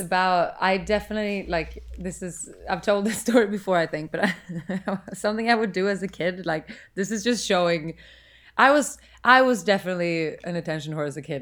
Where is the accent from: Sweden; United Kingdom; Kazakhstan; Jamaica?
Sweden; now in United States; I'm from Sweden